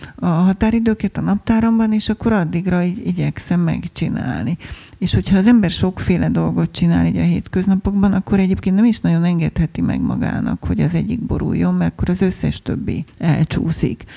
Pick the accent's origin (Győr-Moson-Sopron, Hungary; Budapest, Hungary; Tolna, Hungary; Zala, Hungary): Budapest, Hungary; mondtam, hogy Budapestről